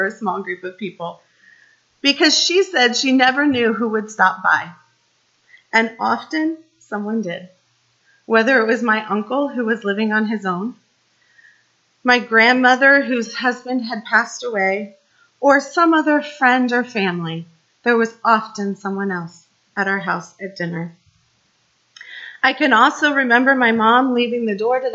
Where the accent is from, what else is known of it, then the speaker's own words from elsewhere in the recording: Kansas City, Midwest, United States; I grew up in the Midwest, just outside of Kansas City, in an area much like Leesburg.